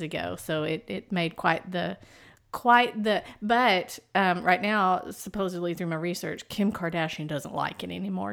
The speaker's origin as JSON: {"language": "English", "region": "East Texas", "country": "United States", "accent": "East Texas", "said": "I can slide into my East Texas accent like Mama does"}